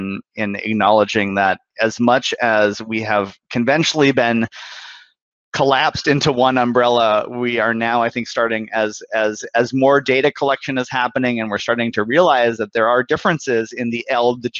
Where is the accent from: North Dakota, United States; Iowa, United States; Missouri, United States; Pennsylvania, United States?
North Dakota, United States; Bismarck; moved away; I'm originally from Bismarck, North Dakota. I grew up in a really, you know, conservative part of the country